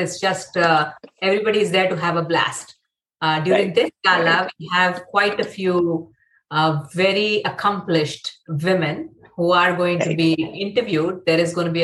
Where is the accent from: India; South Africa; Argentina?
India; Mumbai, Maharashtra; moved away; I grew up in Mumbai